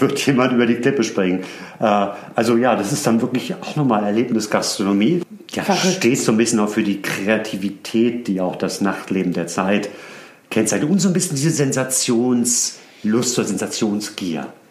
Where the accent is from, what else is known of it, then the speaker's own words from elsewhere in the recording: Hamburg, Germany; now in Berlin, Germany; Ich bin der gebürtige Hamburger